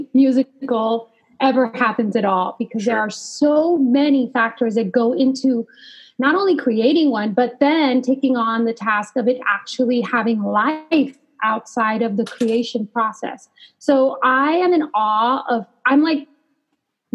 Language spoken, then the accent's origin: English; Los Angeles, California, United States; moved away; I grew up in Los Angeles.